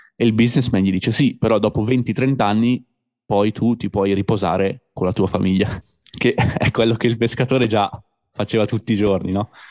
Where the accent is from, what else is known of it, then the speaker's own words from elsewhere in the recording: Busto Arsizio, Lombardy, Italy; come parlerei io a casa nella ridente città di Busto Arsizio